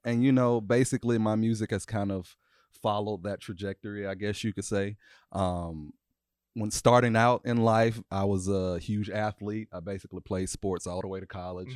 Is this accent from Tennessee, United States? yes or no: yes; Nashville, Tennessee, United States; I am two four, uh, born and raised in Nashville, Tennessee